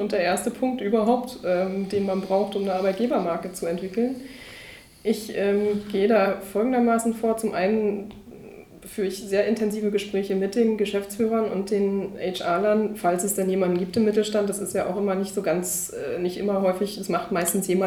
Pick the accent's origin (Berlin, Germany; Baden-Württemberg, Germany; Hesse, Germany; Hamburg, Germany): Berlin, Germany; also born or lived in Munich; Das war damals in München. Ich bin Berlinerin. Da war dann irgendwann der Schluss äh, nahe, dass ich mich wieder zurück in die Heimat bewege